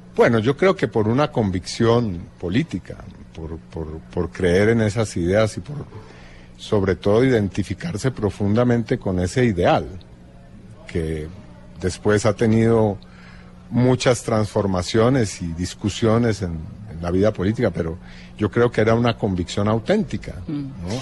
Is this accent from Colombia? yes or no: yes; Colombia; moved away